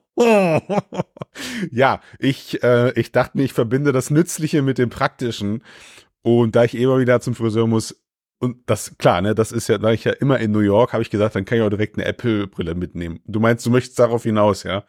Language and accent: German; Germany; ich bin Deutscher